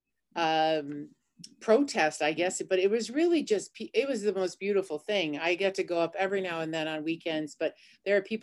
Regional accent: Cheyenne River, South Dakota, United States; growing up on Cheyenne River

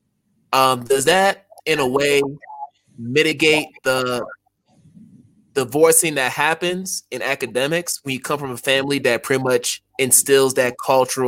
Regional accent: United States; being Ghanaian and an American, I had to deal with that as an elementary school student

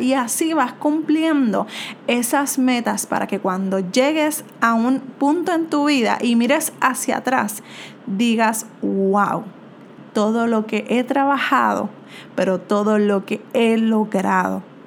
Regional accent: Puerto Rico; soy de Puerto Rico

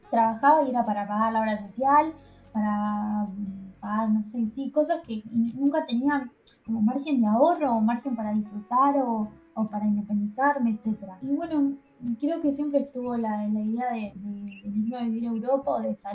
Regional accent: Argentina; moved away; extraño Argentina, extraño a mi familia, y extraño a mis amigos de Argentina. Eso extraño sí, extraño la comida de Argentina, extraño el país de Argentina

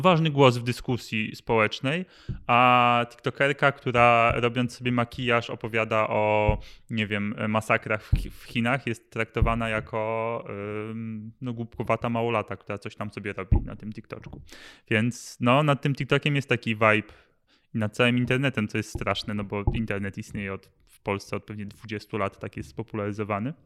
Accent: Masovian Voivodeship, Poland; wychowałem się na Mazowszu

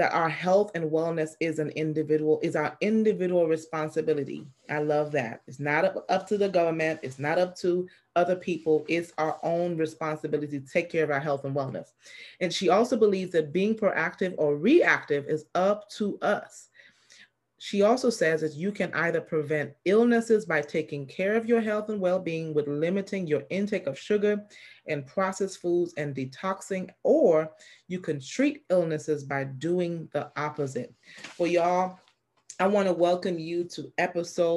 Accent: St. Lucia; I'm from St. Lucia

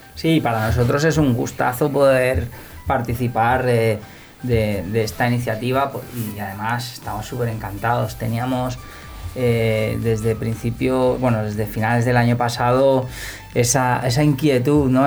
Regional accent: Sant Boi de Llobregat, Catalonia, Spain; yo soy de Samboy de Barcelona

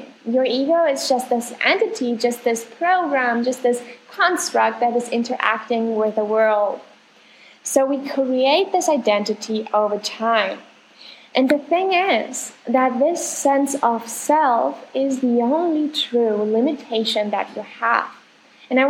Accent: Germany; now in Argentina; I'm from Germany, live in Argentina right now

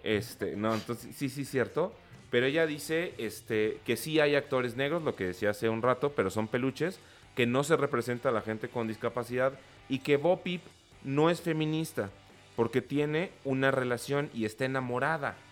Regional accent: Mexico; nosotros como sociedad mexicana

